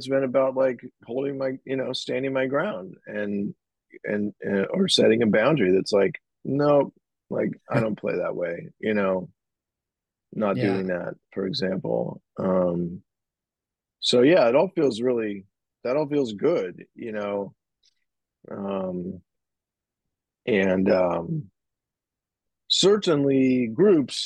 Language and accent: English; San Francisco, California, United States; I'm from San Francisco. I grew up here. I still live here. It's my hometown